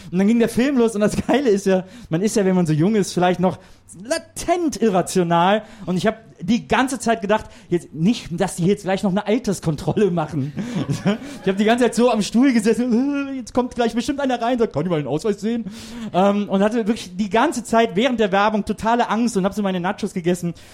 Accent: North Rhine-Westphalia, Germany; ich komme aus der Nähe von Köln, aus einem kleinen Städtchen

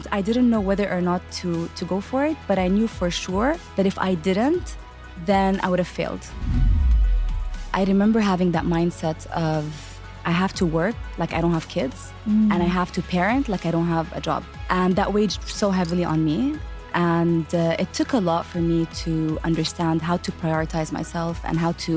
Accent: Qatar; moved away as an adult; also born or lived in Abu Dhabi, UAE / Palestine; now in Dubai, UAE; I was born in Abu Dhabi, so in the UAE, and grew up in Qatar. So we later moved to Qatar, and then I'm originally from Palestine

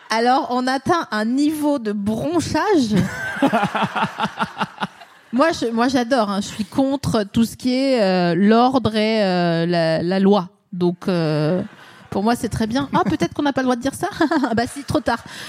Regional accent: Vosges, Grand Est, France; moi je suis des Vosges

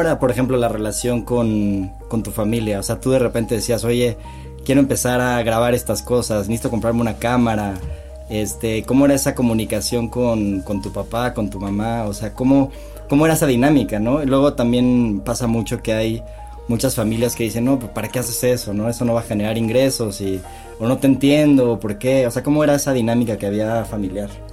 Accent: Cuernavaca, Morelos, Mexico; los tres crecimos juntos en Cuernavaca

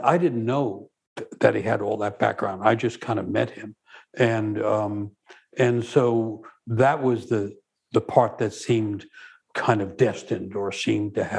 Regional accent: New York, United States; growing up in New York

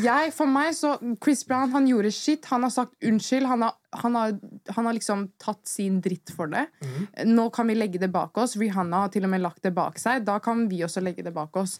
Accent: Norway; vi er oppvokst i Norge

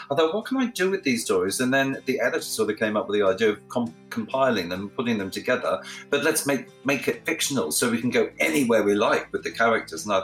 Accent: Australia; obviously the first one is about my life growing up in Australia, and a lot of people don't know I'm Australian because I have, you know, I speak beautifully like the Queen

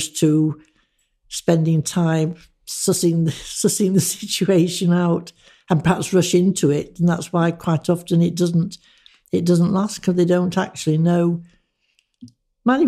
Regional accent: Manchester, North West England, United Kingdom; moved away as an adult; also born or lived in Birmingham / Sutton Coldfield / Leeds; now in Harrogate, United Kingdom; when I left school, which was a school run by nuns in Manchester

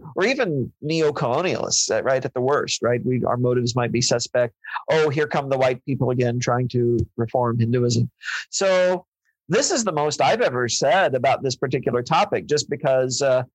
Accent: Missouri, United States; I grew up in Missouri

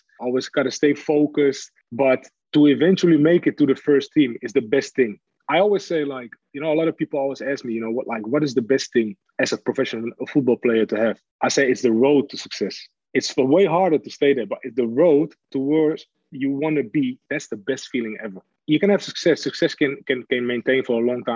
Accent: Amsterdam, North Holland, Netherlands; English is a second language; moved away as an adult; also born or lived in Hamburg, Germany / Manchester, England; born and raised in Amsterdam

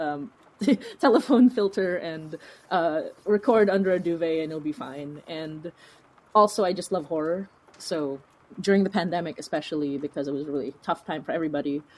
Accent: Philippines; now in Toronto, Canada; as a person of color, as an immigrant, as a Filipina

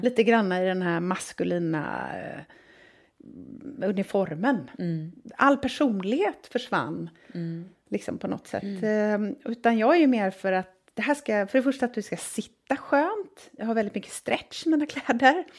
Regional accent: Gothenburg, Västra Götaland, Sweden; Uppvuxen i söder om Göteborg.

